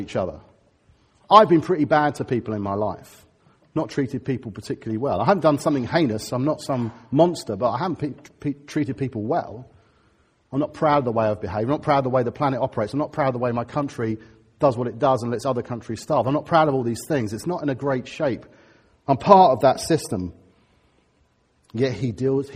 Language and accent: English; Harrow, London, United Kingdom; I'm from Harrow